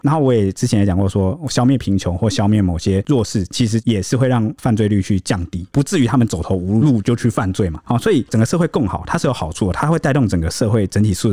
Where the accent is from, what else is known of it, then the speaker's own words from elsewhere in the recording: Taiwan; 我们台湾人不一样